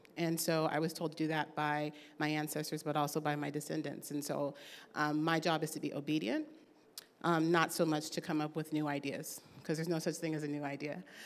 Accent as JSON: {"language": "English", "town": "Oakland", "region": "California", "country": "United States", "tie": "born or raised there", "said": "I was raised here. I'm proud to be from Oakland."}